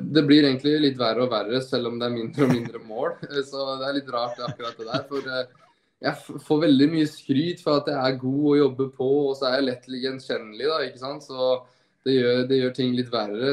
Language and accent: Norwegian; Norway; moved away as an adult; also born or lived in Groningen, Netherlands; now in Vigo, Spain; hjemme i Norge